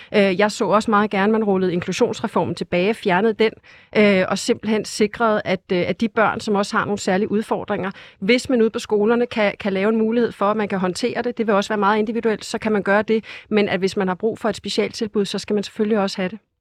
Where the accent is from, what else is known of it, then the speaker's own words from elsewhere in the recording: Hillerød, Capital Region of Denmark, Denmark; jeg kommer selv fra Hillerød, hvor vi har ret mange forskellige også øh, frie skoler